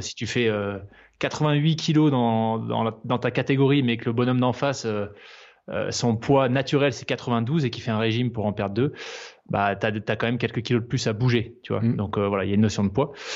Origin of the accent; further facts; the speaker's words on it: Provence-Alpes-Côte d'Azur, France; also born or lived in New Caledonia / Switzerland; now in Aix-en-Provence, France; J'ai grandi en Nouvelle-Calédonie, puis ensuite, une fois qu'on était euh, de retour en France métropolitaine, sur la Côte d'Azur.